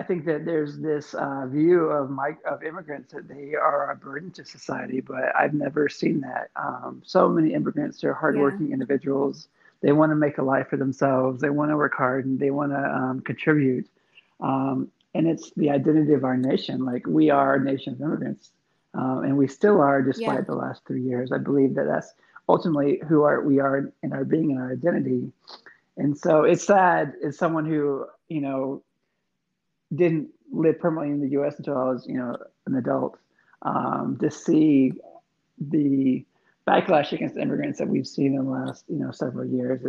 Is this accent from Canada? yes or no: no; Eastern Thailand, Thailand; I was born in Thailand in 1978. When I was a small child, I grew up on the eastern side of Thailand, near only within like an hour of Cambodia.